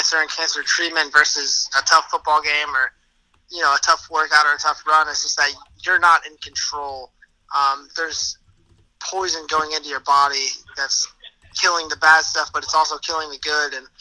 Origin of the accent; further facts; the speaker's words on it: Tampa, Florida, United States; moved away as an adult; now in New York, United States; My hometown is Tampa, Florida